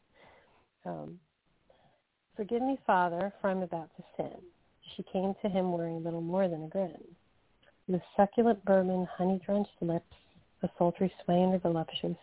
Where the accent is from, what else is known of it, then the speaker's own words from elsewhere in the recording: New Jersey, United States; We're both from Jersey.